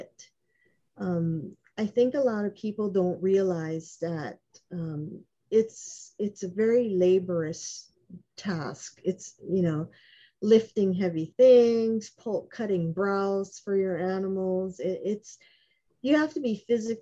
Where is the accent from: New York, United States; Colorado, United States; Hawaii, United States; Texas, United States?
Hawaii, United States; Honolulu; I was raised on Waialua Street, just down the road from Stevenson